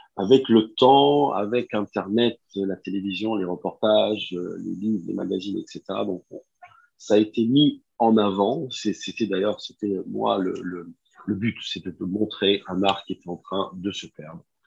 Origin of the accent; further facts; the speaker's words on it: Nice, Provence-Alpes-Côte d'Azur, France; moved away as an adult; also born or lived in Japan; je suis, je suis né à Nice.